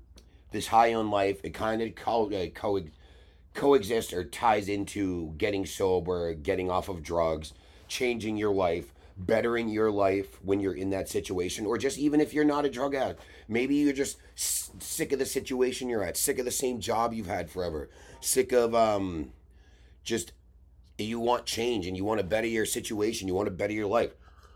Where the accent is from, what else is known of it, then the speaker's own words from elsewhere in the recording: New England, United States; I'm a glassblower from New England who is trying to get a little bit of different type of exposure